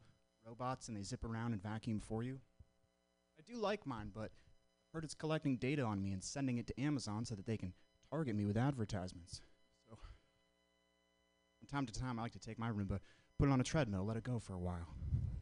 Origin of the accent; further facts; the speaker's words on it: Vermont, United States; moved away as an adult; now in San Francisco, United States; I'm from the whitest state in the union, Vermont. I'm from the Northeast. I came all the way out to San Francisco last year. It's a weird place to grow up